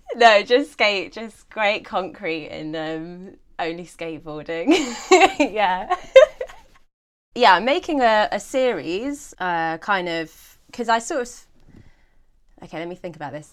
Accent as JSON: {"language": "English", "area": "Ashdown Forest", "region": "South East England", "country": "United Kingdom", "tie": "born or raised there", "said": "in the Ashdown Forest, which is where I grew up, um, well, in a village nearby"}